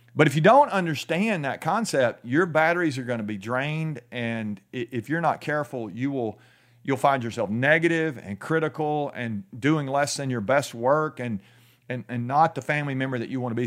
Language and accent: English; United States